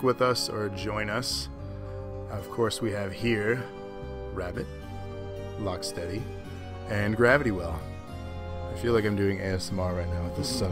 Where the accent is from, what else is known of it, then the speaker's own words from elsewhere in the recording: Michigan, United States; I'm from fucking Michigan